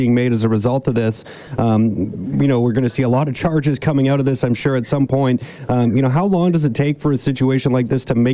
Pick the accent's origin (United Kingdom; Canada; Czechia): Canada; British Columbia; as British Columbians